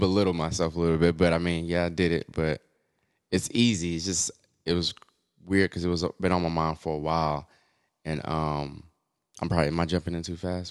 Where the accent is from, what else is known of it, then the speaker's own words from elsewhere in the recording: Oklahoma City, Oklahoma, United States; moved away as an adult; also born or lived in Austin, Texas / New York; country boy, born and raised in Oklahoma City